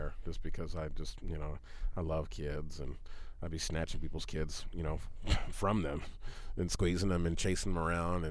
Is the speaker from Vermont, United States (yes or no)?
no; Anchorage, Alaska, United States; I'm from East Anchorage and I'm half black and half white.